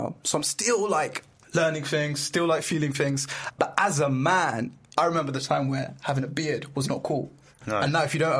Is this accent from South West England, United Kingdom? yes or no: yes; Devon, South West England, United Kingdom; now in London, United Kingdom; I grew up in Devon, right? So then I moved to London, but being South Asian Muslim, I was, like, the only brown kid in all my years of primary school, high school and college.